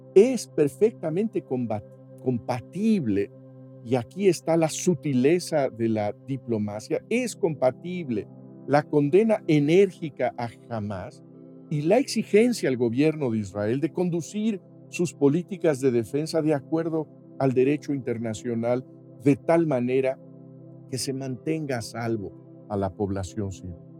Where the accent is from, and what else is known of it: Mexico